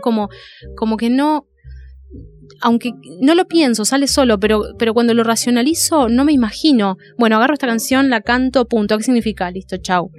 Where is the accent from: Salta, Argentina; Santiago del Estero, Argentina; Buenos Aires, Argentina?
Buenos Aires, Argentina; Dique Luján; yo me crié en Dique Luján y, vivo ahora en, en, Dique Luján, que es un lugar de zona de río.